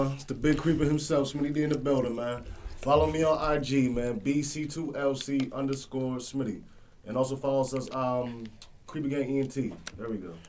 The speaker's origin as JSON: {"language": "English", "country": "Jamaica", "said": "I'm Jamaican"}